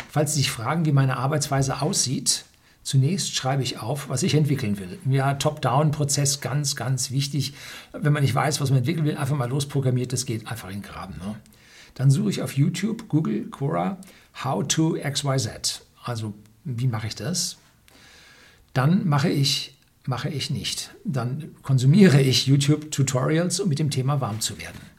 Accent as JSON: {"language": "German", "town": "Munich", "region": "Bavaria", "country": "Germany", "tie": "born or raised there", "said": "Ich bin daraufhin zurück in meine Heimatstadt München gezogen"}